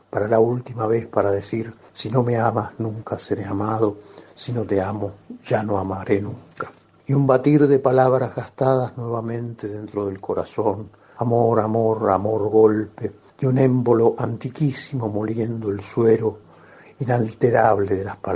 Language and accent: Spanish; Buenos Aires, Argentina; yo soy porteño.